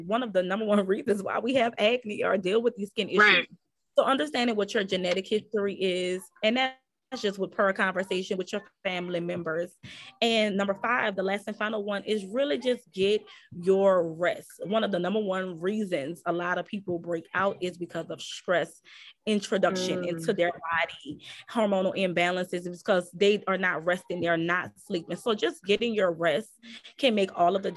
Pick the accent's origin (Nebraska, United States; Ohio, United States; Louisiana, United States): Louisiana, United States; New Orleans; I'm from New Orleans, so my dialect is a little different.